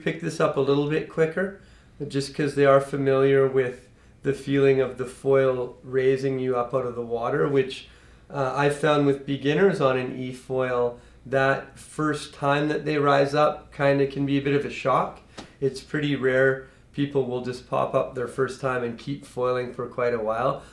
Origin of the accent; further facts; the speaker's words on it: Kelowna, British Columbia, Canada; we grew up here in Kelowna